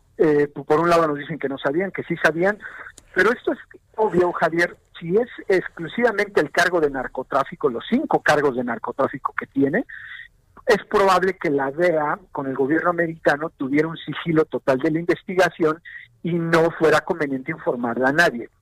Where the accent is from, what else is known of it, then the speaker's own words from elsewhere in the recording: Mexico; como sociedad mexicana, como Estado mexicano